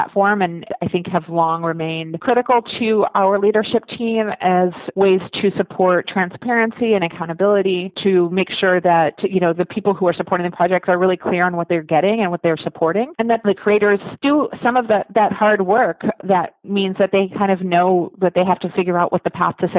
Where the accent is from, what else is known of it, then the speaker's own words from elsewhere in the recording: Washington, District of Columbia, United States; moved away as an adult; also born or lived in Olympia, Washington; I grew up in Washington, D.C. and went to college in Olympia